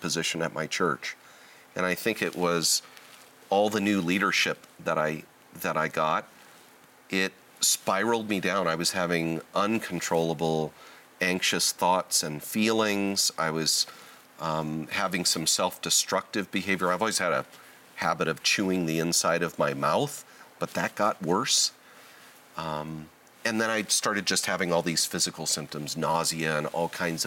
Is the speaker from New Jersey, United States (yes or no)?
no; Southern California, United States; I was born and raised in Southern California, still live in Southern California.